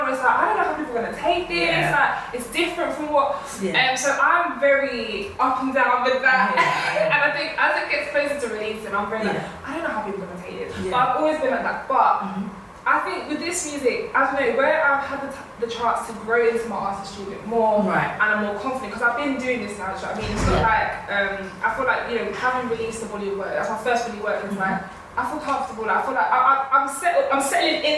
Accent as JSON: {"language": "English", "region": "London", "country": "United Kingdom", "said": "I'm from East London"}